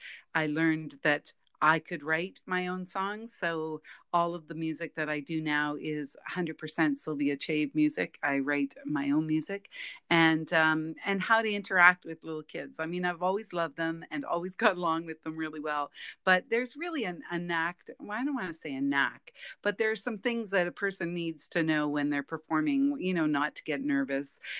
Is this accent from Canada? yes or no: yes; Kapuskasing, Ontario, Canada; now in Saskatchewan, Canada; Grew up in Northern Ontario, a little town called Kapuskasing.